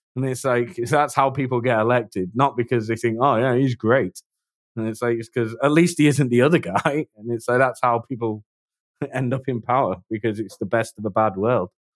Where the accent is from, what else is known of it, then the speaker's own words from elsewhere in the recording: England, United Kingdom; accent: British; I'm English